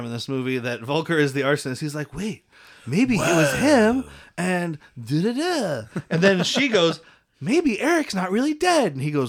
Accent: Tucson, Arizona, United States; growing up in Tucson

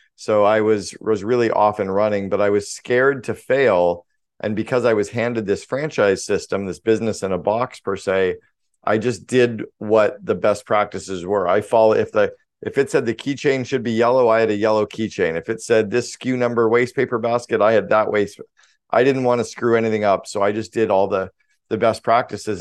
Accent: Sudbury, Ontario, Canada; I grew up in Northern Ontario in Canada. I grew up about four hours north of Toronto, small town called Sudbury, Ontario.

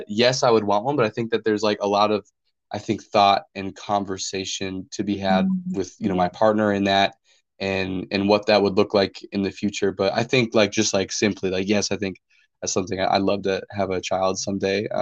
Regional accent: North Dakota, United States; now in Kansas, United States; I'm originally from North Dakota

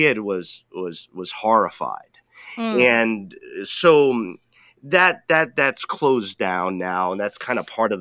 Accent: Rhode Island, United States; I grew up in Rhode Island

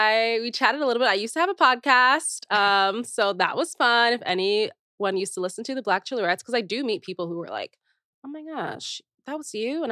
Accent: Naperville, Illinois, United States; I was born in Chicago area

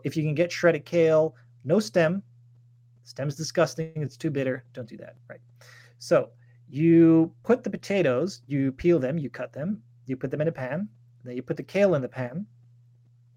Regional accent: Netherlands

